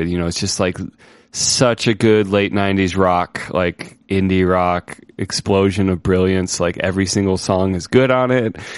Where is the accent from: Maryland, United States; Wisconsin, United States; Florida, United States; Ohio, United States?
Ohio, United States; Ohio, my home state where I grew up.